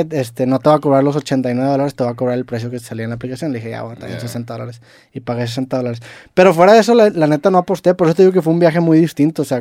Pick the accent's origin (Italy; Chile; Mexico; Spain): Mexico; somos de México